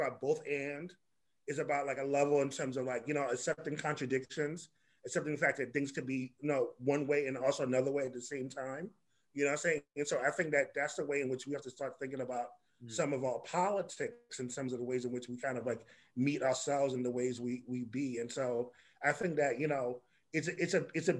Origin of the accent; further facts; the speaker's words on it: New York City, New York, United States; when I was growing up in Harlem, I, you know, like Algier is my Harlem homeboy. I was on 155th